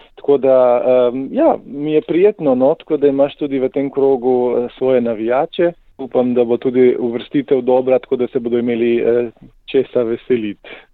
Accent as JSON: {"language": "Slovenian", "area": "Primorska, below Nanos", "region": "Slovenian Littoral", "country": "Slovenia", "said": "jaz prihajam iz Primorske, se pravi izpod Nanosa."}